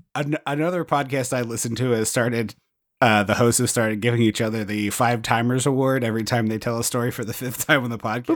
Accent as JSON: {"language": "English", "area": "where The Blob was filmed", "region": "Pennsylvania", "country": "United States", "tie": "born or raised there", "said": "nineteen fifty-eight, filmed where we grew up."}